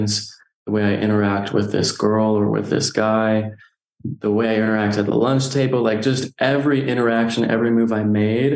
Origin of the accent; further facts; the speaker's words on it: Nephi, Utah, United States; Growing up, I grew up here in Nephi, Utah, so small town